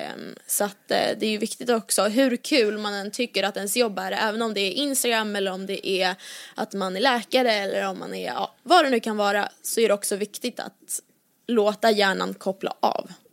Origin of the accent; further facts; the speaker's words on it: Åkersberga, Stockholm County, Sweden; från Åkersberga där jag är uppvuxen